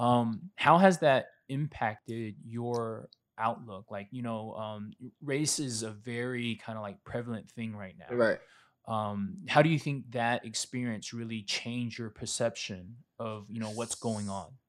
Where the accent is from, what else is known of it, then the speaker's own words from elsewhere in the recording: Statesboro, Georgia, United States; I grew up in Statesboro